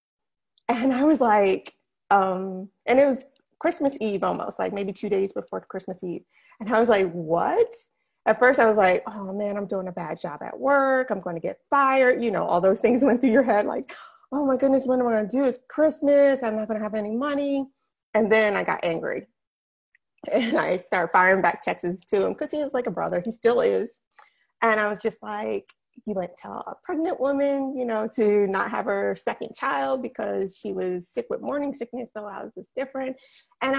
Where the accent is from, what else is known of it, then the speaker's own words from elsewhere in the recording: New Jersey, United States; now in West Palm Beach, United States; I am from New Jersey. Born and bred New Jersey girl all the way.